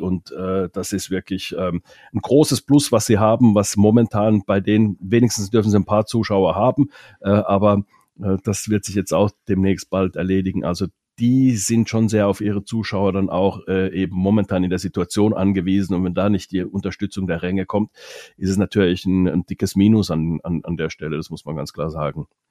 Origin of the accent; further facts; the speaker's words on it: Finland; first language Finnish; German is a second language; now in Germany; Ich als Finne zum Beispiel, wir, wir Finnen